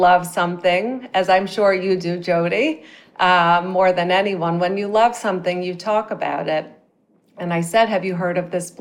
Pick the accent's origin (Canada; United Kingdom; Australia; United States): United States; Midwest; moved away as an adult; also born or lived in New York City; I grew up in the Midwest.